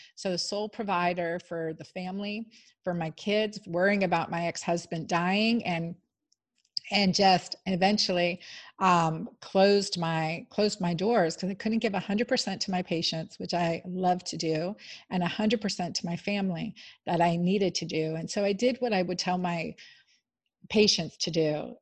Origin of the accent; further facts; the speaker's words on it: Pennsylvania, United States; I grew up in Pennsylvania